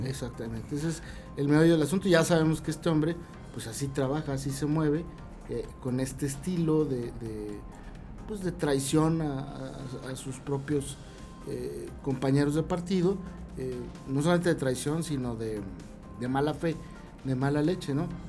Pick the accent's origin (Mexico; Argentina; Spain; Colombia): Mexico; somos Estados Unidos mexicanos